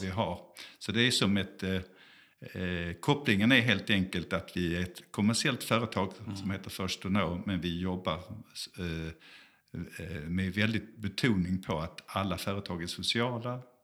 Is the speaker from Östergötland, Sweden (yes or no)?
no; Malmö, Skåne, Sweden; moved away as an adult; also born or lived in South Africa; now in Gothenburg, Sweden; är född i Malmö